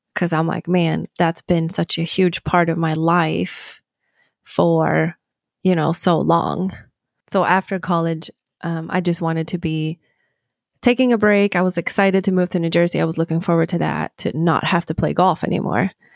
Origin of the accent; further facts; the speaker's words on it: Sweden; moved away as an adult; now in United States; I grew up in Sweden